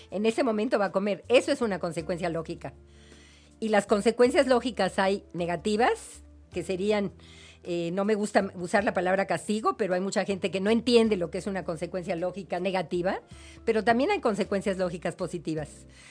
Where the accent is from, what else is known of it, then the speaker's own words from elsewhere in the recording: Mexico; nuestra idiosincrasia mexicana